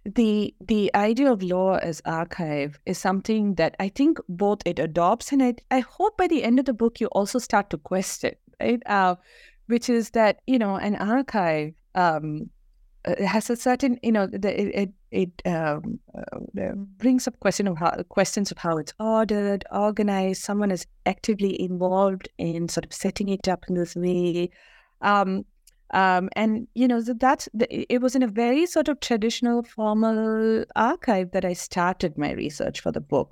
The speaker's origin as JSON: {"language": "English", "region": "Kerala", "country": "India", "tie": "born or raised there", "also_born_or_lived": "Bangalore", "moved": "as an adult", "said": "I grew up in Kerala, um, went to school there, um, and moved, um, to Bangalore, um, for my undergrad degree"}